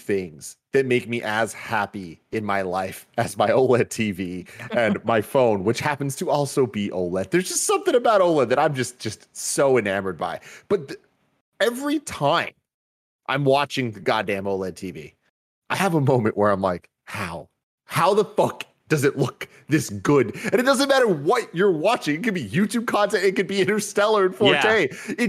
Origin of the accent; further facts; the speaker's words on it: San Francisco, California, United States; I grew up in San Francisco, been here my whole life. Even the districts I'm in have been here my whole life.